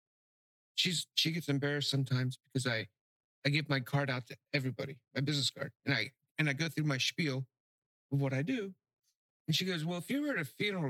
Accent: North Miami, Florida, United States; also born or lived in Key West, Florida / Cape Coral, Florida; now in Pine Island, United States; I grew up in North Miami, and it was a beautiful little city

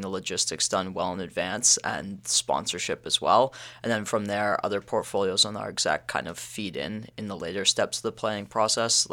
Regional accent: Stouffville, Ontario, Canada; I'm from Stouffville, Ontario

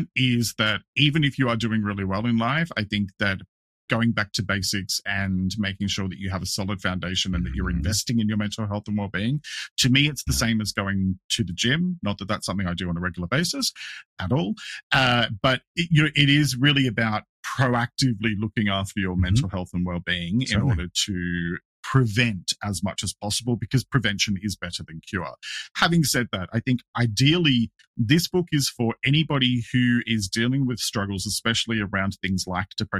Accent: Australia; I'm an Australian.

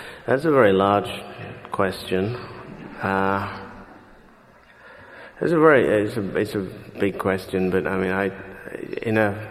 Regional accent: Leeds, Yorkshire and the Humber, United Kingdom; moved away as an adult; also born or lived in St. Kitts; now in New York, United States; My life growing up in Britain seemed to me to be... or rather seems to me, the longer I live in the United States

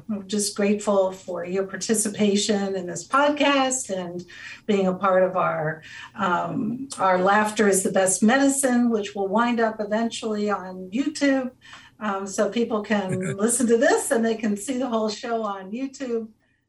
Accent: Cincinnati, Ohio, United States; I grew up in Cincinnati. Yeah. Which is like Northern Kentucky is part of Cincinnati. And I worked so hard to get rid of my twang

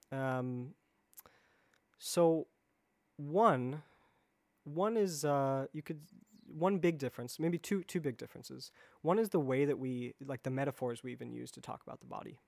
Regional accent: Chicago, Illinois, United States; moved away as an adult; also born or lived in East Coast; I grew up in the Chicago area, and, um, and then have sort of been moving around the East Coast the last ten, fifteen years

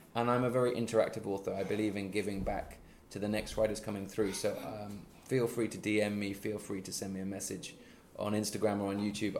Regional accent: Midlands, United Kingdom; moved away as an adult; now in Sweden; I'm not a London based person, I'm from the Midlands.

